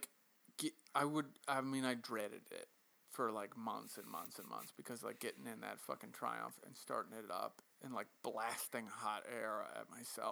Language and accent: English; Western Massachusetts, United States; I grew up in Western Massachusetts, and it's just a hop skip north.